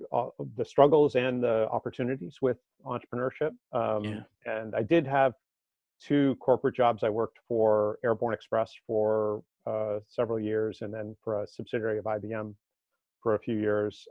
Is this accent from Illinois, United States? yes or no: no; Marblehead, Massachusetts, United States; no in massachusetts uh, just northeast okay. of boston in a little, little town called marblehead